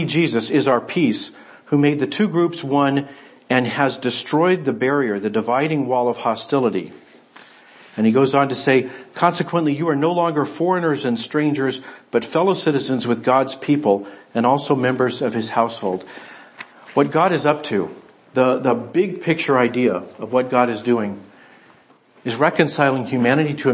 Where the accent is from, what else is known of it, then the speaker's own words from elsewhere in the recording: United States; I'm an American